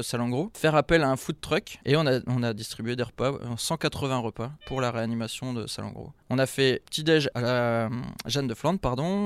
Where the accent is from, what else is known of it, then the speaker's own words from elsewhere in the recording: Lille, Hauts-de-France, France; je suis du Nord, donc je supporte Lille. Je suis de Lille, donc je supporte Lille.